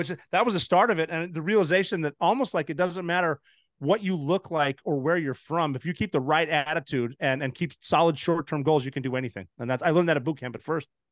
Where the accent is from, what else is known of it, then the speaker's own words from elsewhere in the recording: Montana, United States; moved away as an adult; I'm from Montana